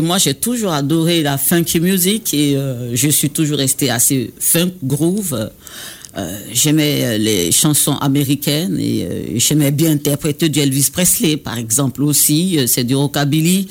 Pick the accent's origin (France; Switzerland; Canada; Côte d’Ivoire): Côte d’Ivoire; Baoulé area; accent: Baoulé; nous, les Baoulés